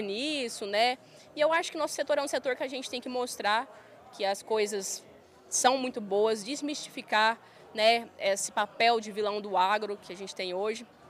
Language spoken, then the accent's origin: Portuguese; Goiânia, Goiás, Brazil; born or raised there; accent: goiano, roceirão